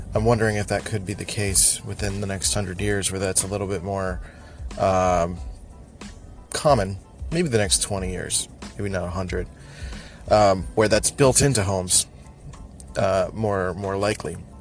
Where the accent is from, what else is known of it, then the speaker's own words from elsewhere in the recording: Philadelphia, Pennsylvania, United States; I'm from Philly, so everyone sounds like nasally and annoying, um, including me sometimes.